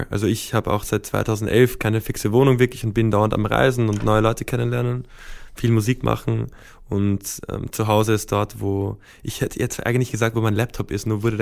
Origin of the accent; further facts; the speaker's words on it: Vienna, Austria; Also ich bin in Wien aufgewachsen, zwar auf der amerikanischen Schule, das heißt so in einer kulturellen Seifenblase so in der Art.